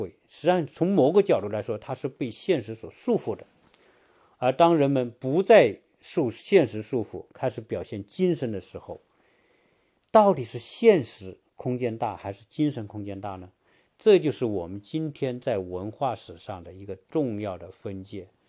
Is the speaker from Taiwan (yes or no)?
no; China; 当然，我们在中国长大的人，学中在中国学哲学的人，传统哲学都被认为说，唯物主义是对的，唯心主义是错的。